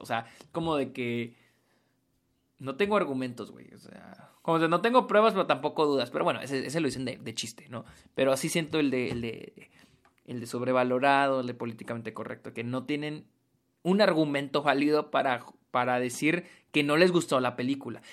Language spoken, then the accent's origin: Spanish; Mexico; soy de México